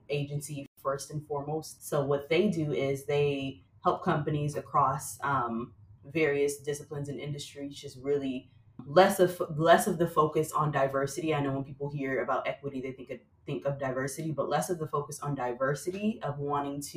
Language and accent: English; Flint, Michigan, United States; now in New York City, United States; I grew up in Flint, Michigan